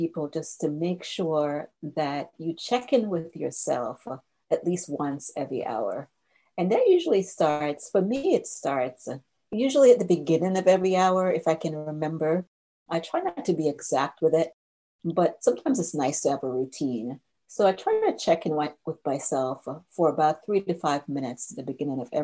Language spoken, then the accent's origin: English; Jamaica; now in United States; I grew up in Jamaica, and we have a real laid-back spirit about us as Jamaicans.